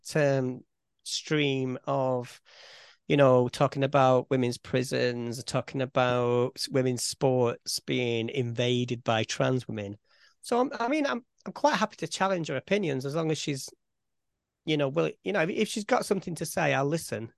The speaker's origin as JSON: {"language": "English", "town": "Farnworth", "region": "North West England", "country": "United Kingdom", "said": "if somebody asks me where I'm from, I'd say Farnworth."}